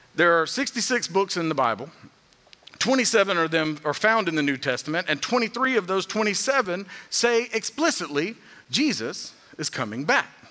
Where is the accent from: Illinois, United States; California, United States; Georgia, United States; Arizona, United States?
Georgia, United States; being from Georgia, growing up in the South